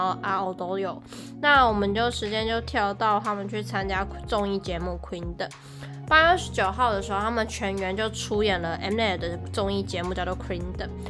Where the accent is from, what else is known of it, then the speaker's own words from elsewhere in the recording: Taiwan; 我们台湾人